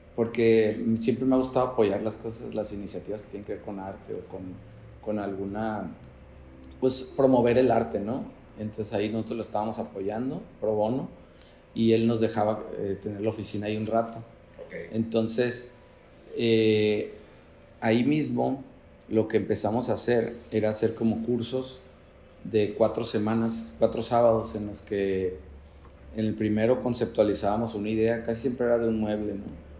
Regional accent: Tijuana, Baja California, Mexico; Soy originario de Tijuana, crecí en Playas. Ahí en Playas de Tijuana

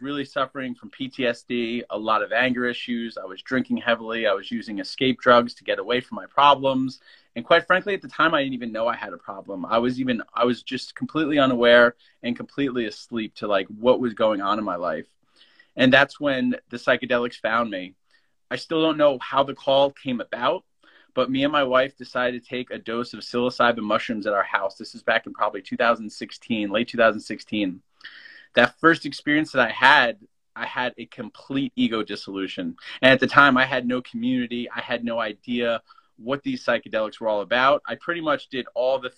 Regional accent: New Jersey, United States; I grew up in New Jersey

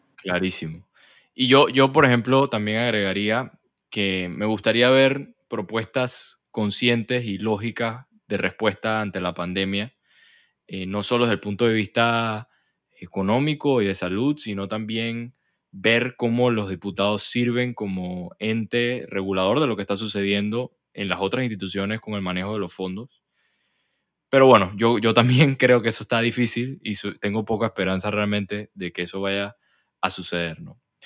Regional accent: Venezuela; now in Panama; yo soy venezolano, a pesar de que tengo años viviendo aquí en Panamá

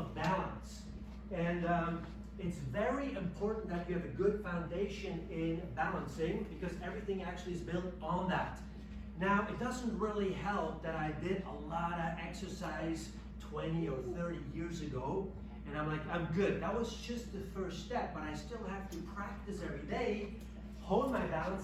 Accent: Switzerland; moved away; I'm from Switzerland

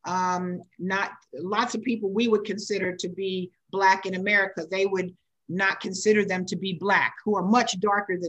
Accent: United States; in the US, I'm considered a Black American, African American.

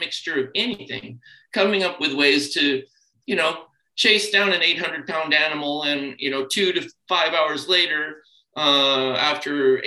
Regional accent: California, United States; growing up in California in the 60s and 70s

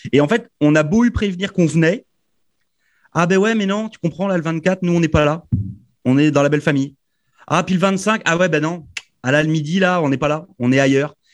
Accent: France; moved away as an adult; moi, je suis arrivé de France là il y a trois ans. Et c'est pareil. La première fois où je suis rentré en France, donc je suis arrivé en avril 2018, je suis rentré en décembre pour Noël 2019

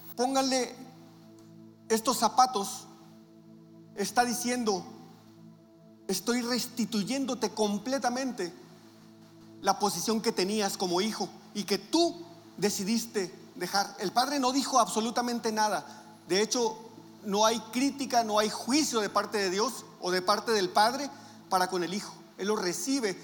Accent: Navojoa, Sonora, Mexico; moved away; nosotros venimos de Navojoa y Navojoa es un pueblote también

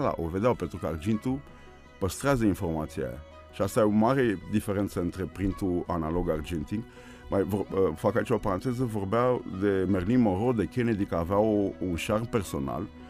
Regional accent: Bucharest, Romania; sunt născut aici, în, Brâncovenesc, în mijlocul orașului și acolo mă simt bine, în jurul locului în care m-am născut, la Piața Unirii

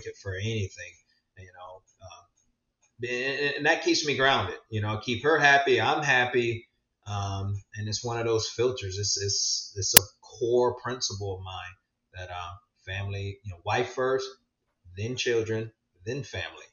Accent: West Palm Beach, Florida, United States; now in Port St. Lucie, United States; We grew up in West Palm, and I work at the fire department down that area.

